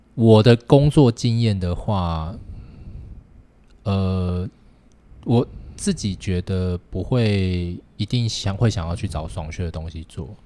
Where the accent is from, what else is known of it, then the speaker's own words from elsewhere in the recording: Taiwan; 我觉得我们台湾人绝对没有像日本人那么客套